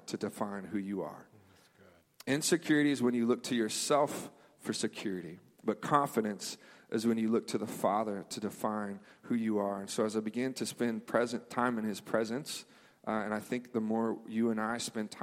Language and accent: English; Memphis, Tennessee, United States; moved away; I grew up in Memphis. We had a church there